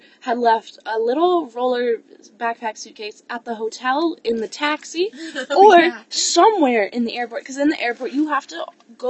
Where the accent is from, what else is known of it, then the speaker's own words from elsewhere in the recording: United States; as an American